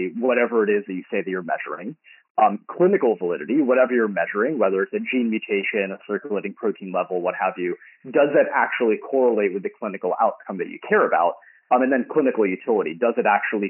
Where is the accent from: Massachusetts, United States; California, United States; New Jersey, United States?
California, United States; San Jose; also born or lived in Berkeley / Stanford; I grew up in San Jose until high school. And then we moved up the peninsula.